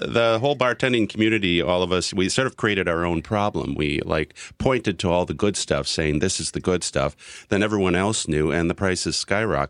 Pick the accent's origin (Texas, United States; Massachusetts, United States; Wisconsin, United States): Wisconsin, United States; now in New York, United States; I'm from Wisconsin